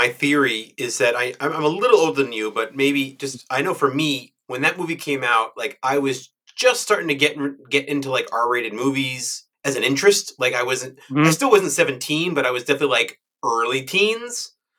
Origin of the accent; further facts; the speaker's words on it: New York suburbs, United States; I grew up in New York, but I grew up in the suburbs.